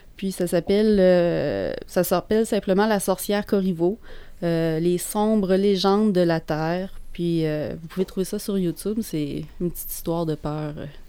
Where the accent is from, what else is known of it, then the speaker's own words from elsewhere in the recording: Quebec, Canada; par chez nous, au Québec.